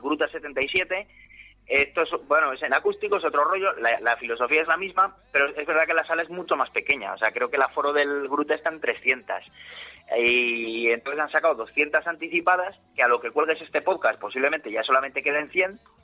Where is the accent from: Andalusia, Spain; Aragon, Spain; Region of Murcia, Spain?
Aragon, Spain; Zaragoza; ya vivo en mi tierra, o sea, sin salir de mi casa de Zaragoza